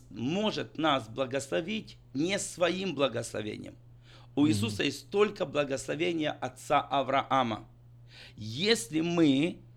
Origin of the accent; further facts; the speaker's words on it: Ukraine; я лично нет, я чистый украинец.